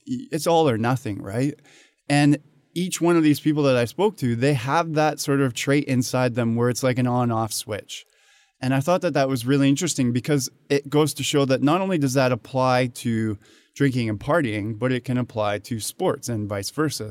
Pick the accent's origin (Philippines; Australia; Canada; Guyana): Canada; moved away as an adult; now in Hong Kong; I was born and raised in Canada